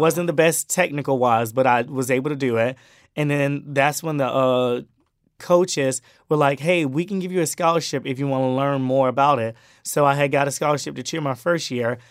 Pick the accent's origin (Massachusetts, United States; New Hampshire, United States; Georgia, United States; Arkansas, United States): Georgia, United States; Brunswick; moved away as an adult; also born or lived in Miami, Florida / South Carolina; I tell them that I'm from, um, Brunswick, Georgia. That's my small hometown. But that's where I grew up. I, I moved there in two thousand twelve.